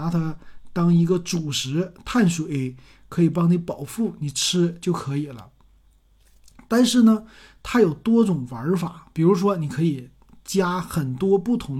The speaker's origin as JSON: {"language": "Chinese", "region": "Northeast China", "country": "China", "said": "他家调料也非常简单，这就体现咱们东北人的那种简单的文化。"}